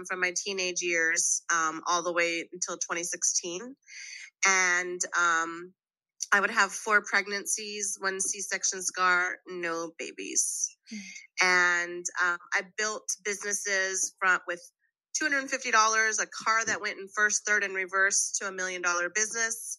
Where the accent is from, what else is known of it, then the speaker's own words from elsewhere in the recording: Waco, Texas, United States; I'm Colombian American. At the age of, at 10, my mom died from undifferentiated lymphomic cancer, and my father kept my brothers and gave me away to a group orphanage in Waco, Texas, where I became a ward of the state of Texas